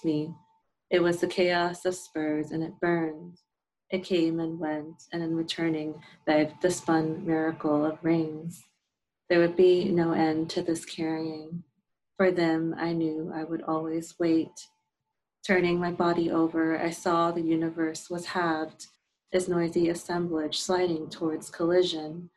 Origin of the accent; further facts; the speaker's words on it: New York, United States; I grew up in New York